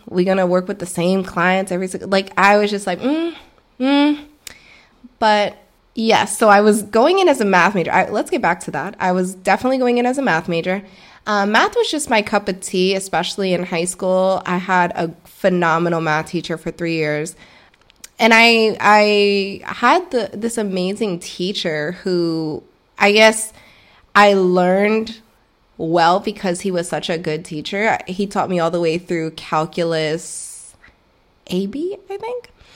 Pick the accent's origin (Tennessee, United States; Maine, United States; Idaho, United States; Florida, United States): Florida, United States; also born or lived in Stamford, Connecticut; I was born in Connecticut, raised in Florida